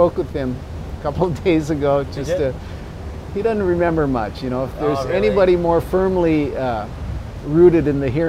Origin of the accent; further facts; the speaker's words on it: Honolulu, Hawaii, United States; Well, it was a wonderful time to grow up. In the 50s, in the early 60s, it was still a very local place.